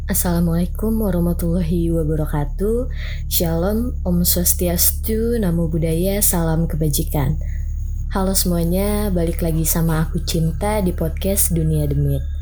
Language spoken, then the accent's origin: Indonesian; Belitung, Bangka Belitung Islands, Indonesia; Asalnya dari Belitung.